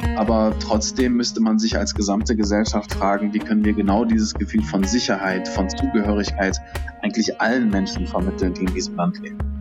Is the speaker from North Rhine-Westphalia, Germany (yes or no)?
yes; Duisburg, North Rhine-Westphalia, Germany; Ich bin im Duisburger Norden aufgewachsen